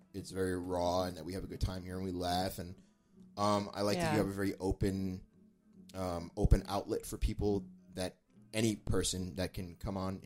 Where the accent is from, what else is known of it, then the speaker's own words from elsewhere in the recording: New York City, New York, United States; moved away; I come from New York, NYC